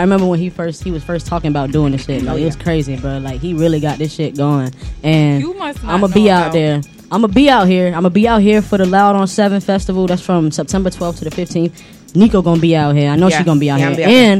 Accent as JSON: {"language": "English", "town": "Orlando", "region": "Florida", "country": "United States", "said": "Like, because I'm from Orlando. I drove from Orlando to be out here."}